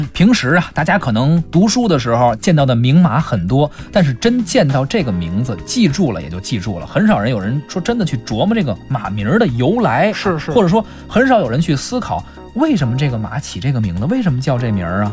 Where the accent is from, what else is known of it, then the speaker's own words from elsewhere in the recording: China; 我们中国人啊